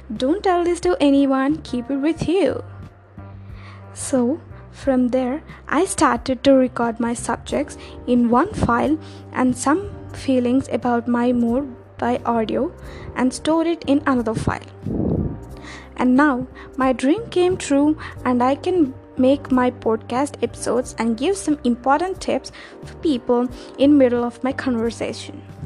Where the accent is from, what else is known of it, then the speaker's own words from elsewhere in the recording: India; first language Telugu; English is a second language; I am from India. My mother tongue is Telugu